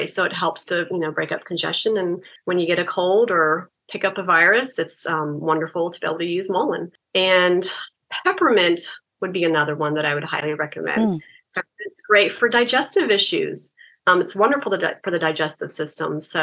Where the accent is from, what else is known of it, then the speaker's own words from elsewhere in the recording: Florida, United States; moved away; I'm from Florida, actually, originally